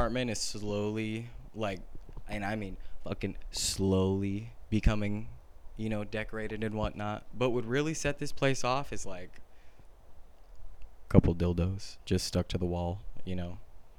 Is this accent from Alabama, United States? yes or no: no; California, United States; growing up in California